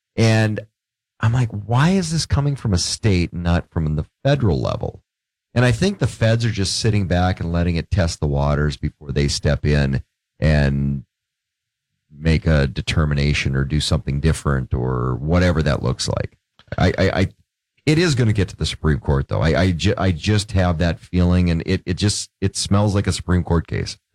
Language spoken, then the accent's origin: English; Grand Forks, North Dakota, United States; also born or lived in Portland; one of the things I used to do growing up in Grand Forks